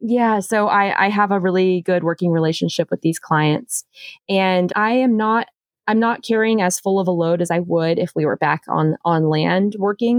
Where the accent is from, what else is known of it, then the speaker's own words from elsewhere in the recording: Charleston, South Carolina, United States; I'm originally from Charleston, South Carolina